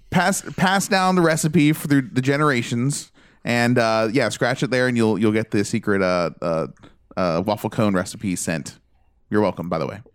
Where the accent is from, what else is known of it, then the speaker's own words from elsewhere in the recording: United States; I'm American